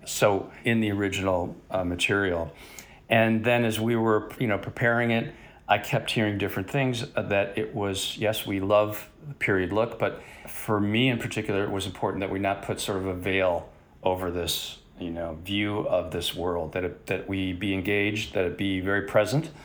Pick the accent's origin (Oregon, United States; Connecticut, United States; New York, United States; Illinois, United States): Illinois, United States; Chicago; moved away as an adult; now in Los Angeles, United States; I grew up in Chicago, went to film school at Columbia College, uh, right out of high school